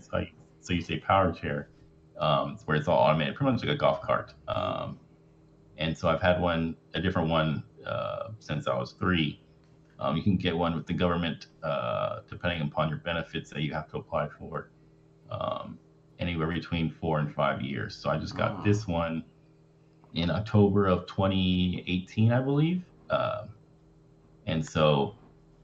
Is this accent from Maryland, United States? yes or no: no; Houston, Texas, United States; And then I went to college about an hour away from my hometown by myself. And then I moved back home in Houston